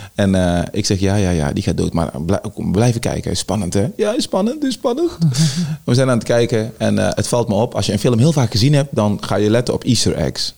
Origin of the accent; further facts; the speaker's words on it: Tilburg, North Brabant, Netherlands; also born or lived in Suriname; Ik ben opgegroeid in Tilburg-Noord